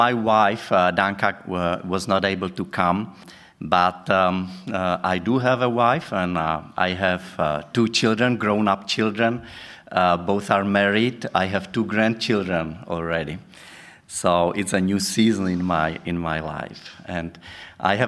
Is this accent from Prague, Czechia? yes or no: no; Brno, South Moravian Region, Czechia; I come from Brno.